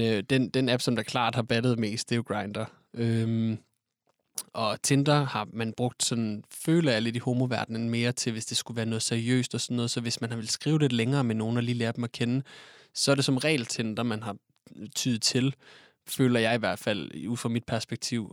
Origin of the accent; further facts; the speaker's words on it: Odense, Southern Denmark, Denmark; moved away as an adult; now in Copenhagen, Denmark; jeg kommer oprindeligt fra Odense, men har boet i København de sidste tre år af mit liv